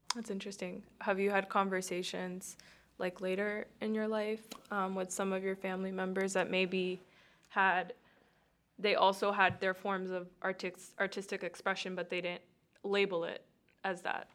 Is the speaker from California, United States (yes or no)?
no; Miami, Florida, United States; I grew up in Miami, too